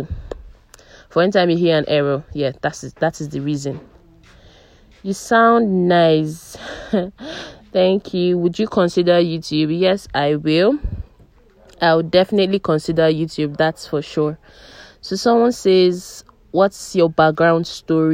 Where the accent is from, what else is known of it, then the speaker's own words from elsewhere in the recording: Umuahia, Abia, Nigeria; also born or lived in Abuja; my hometown is Umuahia. I'm from Abia State, Umuahia.